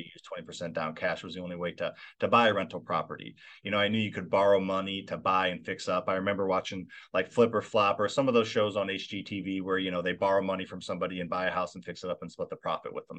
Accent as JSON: {"language": "English", "region": "Midwest", "country": "United States", "tie": "born or raised there", "said": "I grew up in the Midwest."}